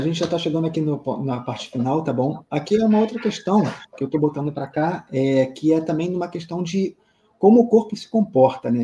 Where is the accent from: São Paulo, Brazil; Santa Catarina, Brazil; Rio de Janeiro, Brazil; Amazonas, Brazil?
Rio de Janeiro, Brazil; eu sou aqui do Rio